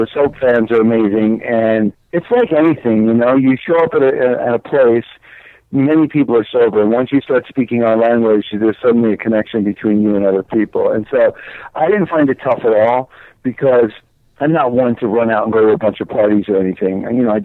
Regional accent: United States; moved away as an adult; also born or lived in New Jersey; now in Los Angeles, United States; I live in Los Angeles. I'm from New York and New Jersey, and I've been out here 17 years.

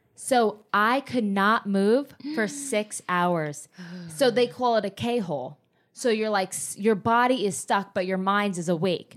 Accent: New Jersey, United States; moved away; also born or lived in Miami / Los Angeles; I grew up in Jersey

